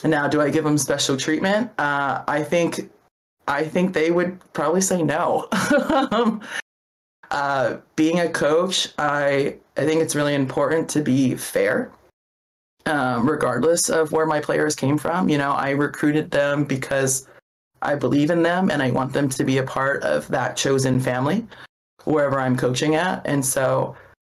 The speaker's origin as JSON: {"language": "English", "region": "Hawaii", "country": "United States", "tie": "born or raised there", "said": "I grew up in Hawaii"}